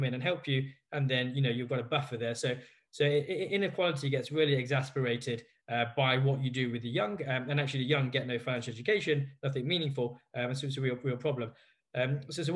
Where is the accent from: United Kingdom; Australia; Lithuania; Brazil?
United Kingdom; Leicester, East Midlands; I was born in Leicester